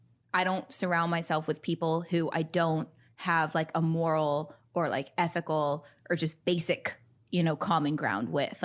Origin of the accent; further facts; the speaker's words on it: United States; I was from America